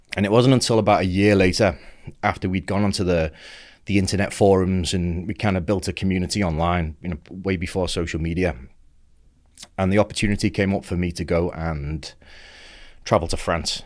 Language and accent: English; Merseyside, North West England, United Kingdom; I grew up in Merseyside